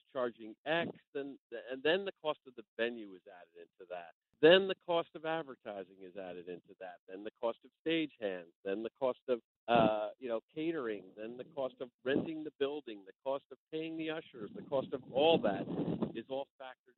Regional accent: the New York area, United States; I grew up in the New York area going to the Capitol Theater

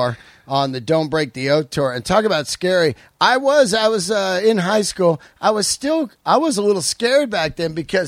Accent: San Francisco, California, United States; I grew up in San Fran

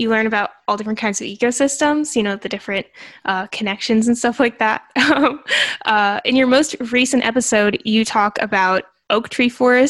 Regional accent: Illinois, United States; now in Florida, United States; I live in Florida. Before that, I grew up in Illinois, believe it or not.

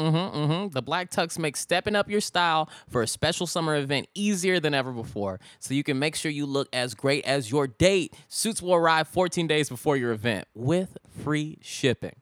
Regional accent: Richmond, California, United States; Chevron has a lot of refineries in my hometown, Richmond

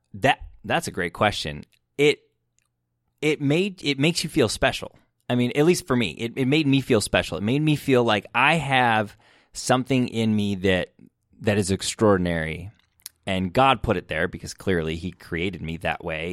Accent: Michigan, United States; I grew up in Michigan and I grew up in church.

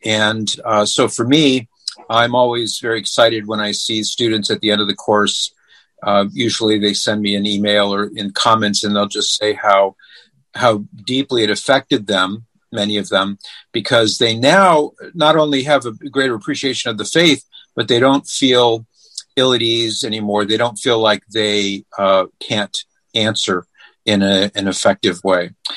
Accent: California, United States; moved away as an adult; now in Ohio, United States; we we're originally from California, but we moved to Ohio over 20 years ago

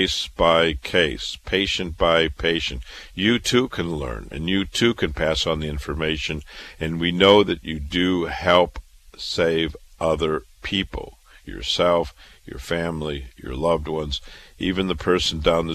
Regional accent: Waterloo, Iowa, United States; moved away as an adult; also born or lived in Chicago, Illinois / Boston, Massachusetts; now in New York City, United States; I was born and raised in Waterloo, Iowa

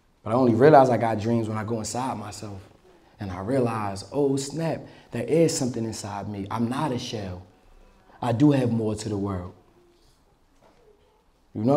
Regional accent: Atlantic City, New Jersey, United States; I'm from Atlantic City, New Jersey, off the 4300 block

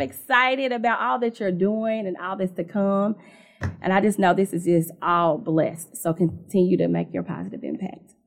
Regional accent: Indianapolis, Indiana, United States; I'm from Indianapolis, born and raised in that town, raised me, so, um, you know, rooted here

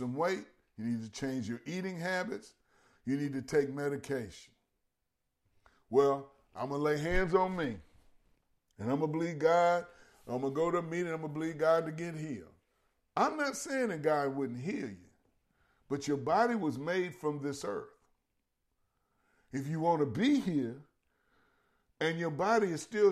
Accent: Louisiana, United States; I'm from Louisiana, and my family, my mother, my father were both born in different parts of East Feliciana Parish.

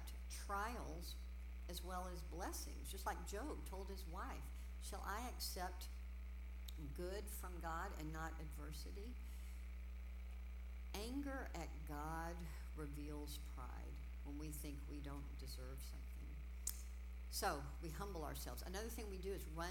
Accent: Houston, Texas, United States; I grew up in Houston

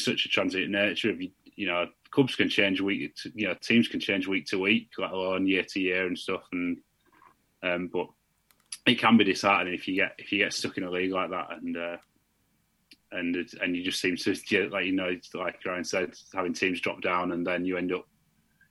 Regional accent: Bradford, Yorkshire and the Humber, United Kingdom; now in Liverpool, United Kingdom; I'm originally from Bradford

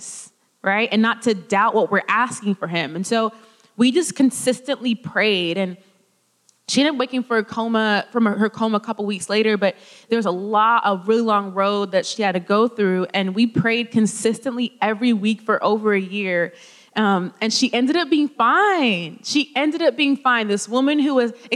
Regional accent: California, United States; moved away; I'm from California

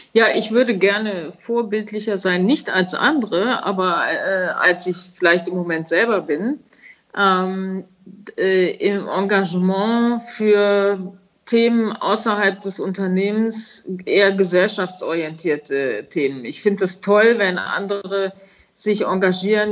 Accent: Bad Neuenahr-Ahrweiler, Rhineland-Palatinate, Germany; habe ich nach dem Abitur ein Praktikum gemacht bei Apollinaris. Das war nämlich in meinem Heimatort äh, damals angesiedelt

